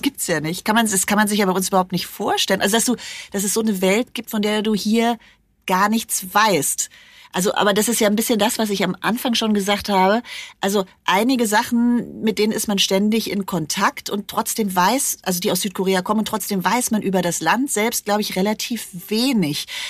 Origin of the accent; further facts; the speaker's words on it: Germany; bei uns in Deutschland